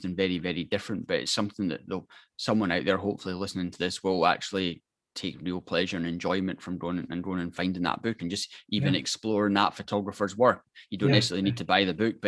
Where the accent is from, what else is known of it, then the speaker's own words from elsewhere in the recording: Scotland, United Kingdom; I'm Scottish and tight